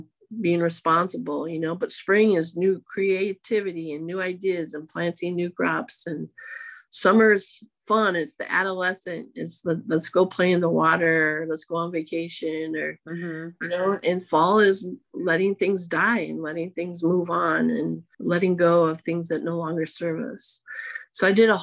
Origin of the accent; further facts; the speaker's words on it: Iowa, United States; moved away; I'm originally from Iowa